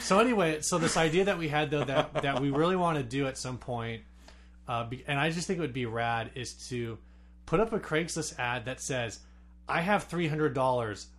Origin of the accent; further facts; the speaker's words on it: San Diego, California, United States; I grew up in South County